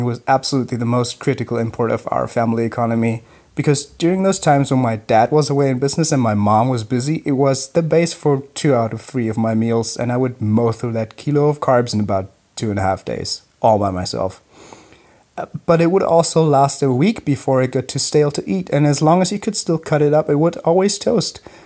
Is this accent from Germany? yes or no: yes; Germany; I grew up on German sourdough